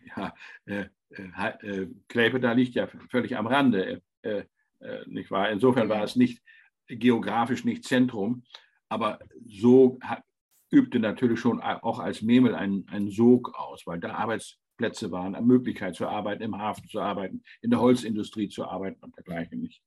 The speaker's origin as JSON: {"language": "German", "area": "towards Worpswede and Fischerhude", "region": "Lower Saxony", "country": "Germany", "tie": "born or raised there", "said": "ich bin in Deutschland in einer Region aufgewachsen, die ein bisschen vergleichbar ist. Das sind Moore"}